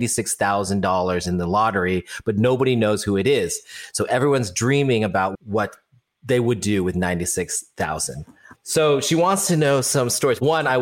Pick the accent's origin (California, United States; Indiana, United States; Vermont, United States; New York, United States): California, United States; Los Altos; I grew up in Los Altos.